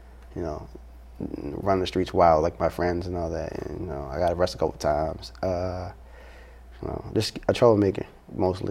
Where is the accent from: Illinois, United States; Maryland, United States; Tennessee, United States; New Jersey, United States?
Maryland, United States; Baltimore; I grew up in the heart of East Baltimore.